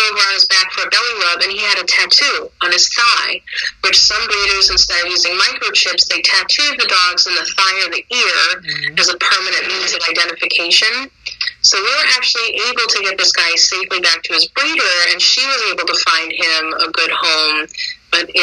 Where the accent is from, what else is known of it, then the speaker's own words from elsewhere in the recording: Connecticut, United States; I'm from Connecticut